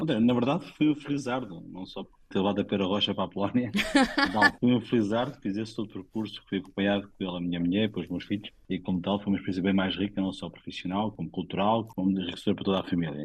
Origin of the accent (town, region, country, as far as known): Portugal; moved away as an adult; also born or lived in Poland / Colombia / South Africa